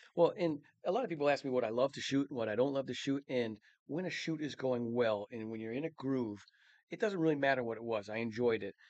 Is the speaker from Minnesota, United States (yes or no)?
yes; Mankato, Minnesota, United States; Born and raised in Mankato, Minnesota.